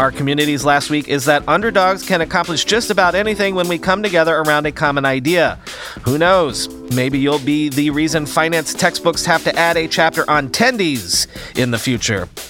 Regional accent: United States; as an American

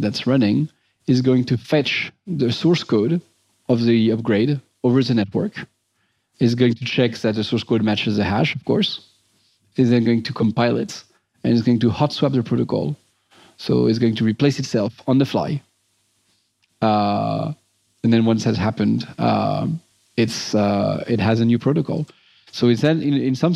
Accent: Montrouge, Île-de-France, France; moved away; I grew up near Paris

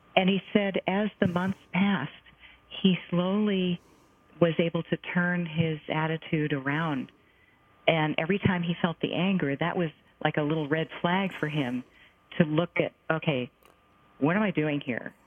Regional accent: United States; I'm an American Jewish person

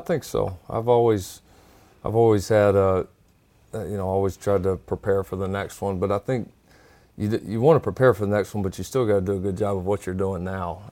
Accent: Texas, United States; I grew up, growing up in a program that in the state of Texas

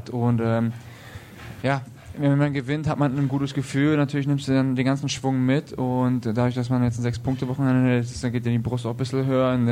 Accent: Weißwasser, Saxony, Germany; now in Nuremberg, Germany; ich komme auch aus Weißwasser.

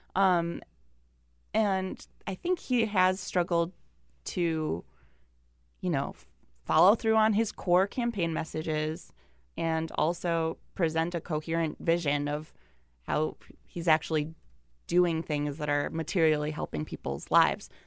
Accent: Wisconsin, United States; moved away; I'm from Wisconsin

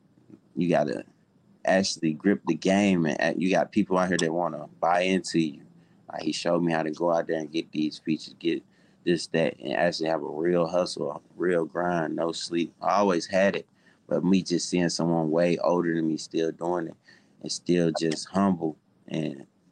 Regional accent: South Carolina, United States; now in Atlanta, United States; And I'm not from Atlanta. I moved to Atlanta from South Carolina.

